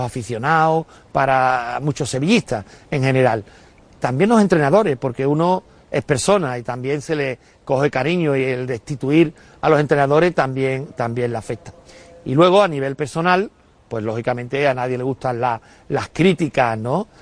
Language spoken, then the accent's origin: Spanish; Utrera, Andalusia, Spain; de mi, de mi pueblo, de Utrera